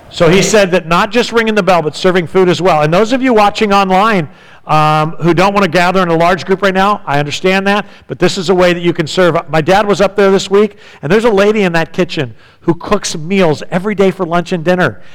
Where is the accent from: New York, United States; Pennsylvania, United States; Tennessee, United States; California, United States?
California, United States; San Diego; When I was growing up in San Diego